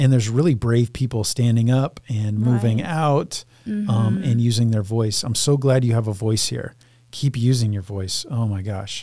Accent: United States; growing up in America, white man

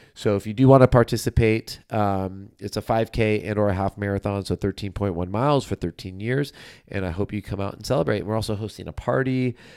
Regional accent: Southern California, United States; I'm from Southern California

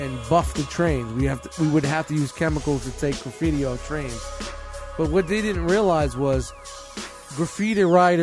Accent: New York City, New York, United States; I grew up in Brooklyn

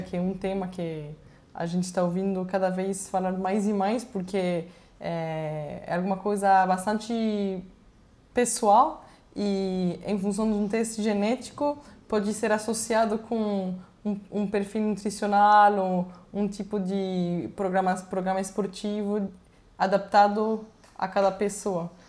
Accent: Venezuela; first language Spanish; Portuguese is a second language; moved away; eu nasci na Venezuela, meu pai é colombiano e minha mãe é francesa

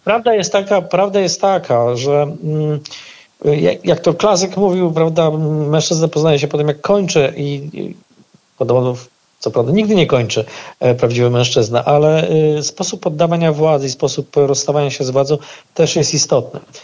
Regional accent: Puławy, Lublin Voivodeship, Poland; mojego rodzinnego miasta

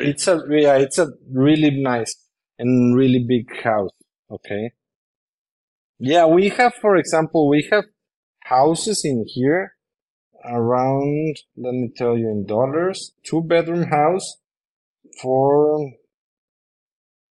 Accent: Monterrey, Nuevo León, Mexico; English is a second language; moved away as an adult; now in Tulum, Mexico; I come from Monterrey, Mexico, which I love, but my house was surrounded by concrete and other houses

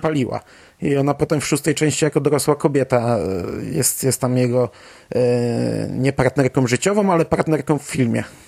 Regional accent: Poland; dorastając w trochę innej epoce biedy w Polsce

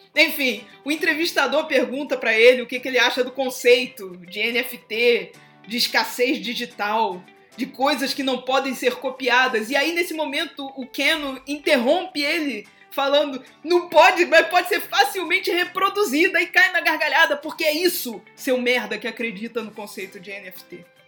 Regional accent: Brazil; Sou brasileira

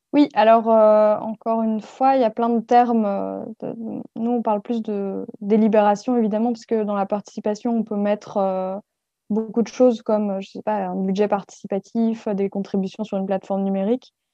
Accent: France; moved away as an adult; also born or lived in Belgium / Paris; je suis française à la base

